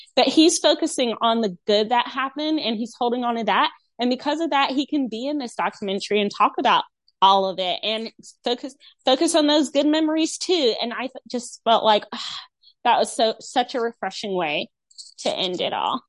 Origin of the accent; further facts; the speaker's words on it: North Carolina, United States; my home state, North Carolina